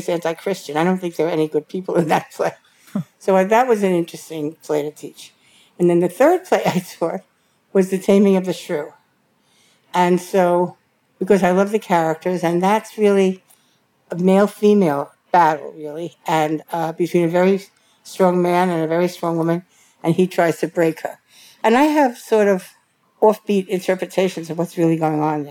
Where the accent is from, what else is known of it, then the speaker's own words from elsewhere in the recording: New York City, New York, United States; also born or lived in Manhattan / Columbia County, New York; I grew up in Brooklyn